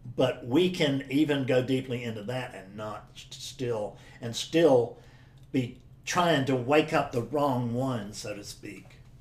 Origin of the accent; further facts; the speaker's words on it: South Carolina, United States; I'm a guy from South Carolina